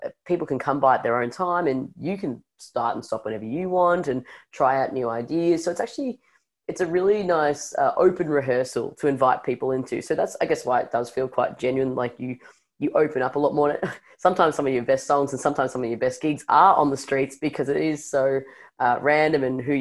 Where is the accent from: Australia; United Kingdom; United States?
Australia; Melbourne, Victoria; growing up in Melbourne